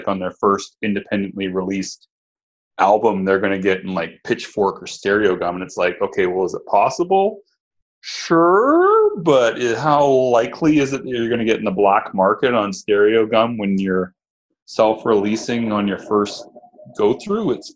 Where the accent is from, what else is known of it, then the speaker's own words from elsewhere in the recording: Canada; I'm Canadian